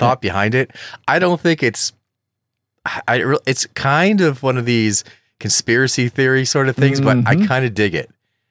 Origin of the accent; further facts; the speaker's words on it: Detroit, Michigan, United States; I lived in Detroit. I grew up in Detroit for a little bit.